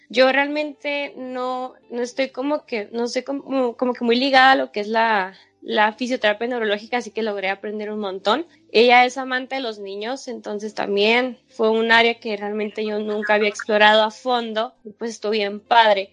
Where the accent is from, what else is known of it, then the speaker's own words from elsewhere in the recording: Sonora, Mexico; es México, es mi país, eh, es la tierra donde yo nací